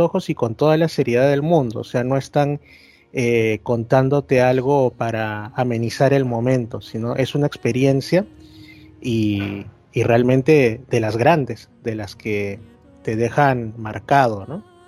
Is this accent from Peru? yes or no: yes; Lima, Peru; yo soy de Lima, yo como digo, yo he vivido toda mi vida en Lima